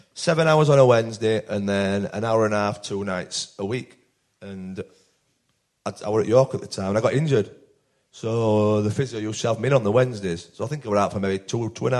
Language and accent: English; Barnsley, Yorkshire and the Humber, United Kingdom; I'm from Barnsley here